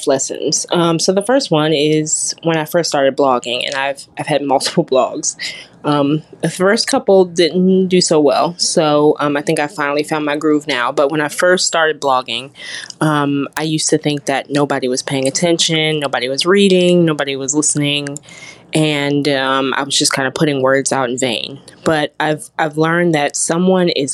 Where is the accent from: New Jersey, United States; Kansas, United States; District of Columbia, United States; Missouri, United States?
District of Columbia, United States; Washington; moved away as an adult; now in Birmingham, United States; I was born and raised in Washington, D.C.